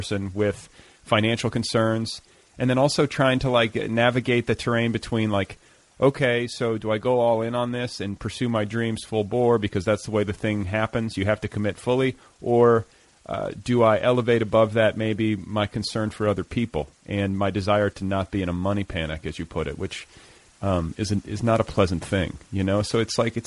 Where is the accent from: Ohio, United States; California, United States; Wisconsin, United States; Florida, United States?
Wisconsin, United States; that's my hometown. That's where I was born.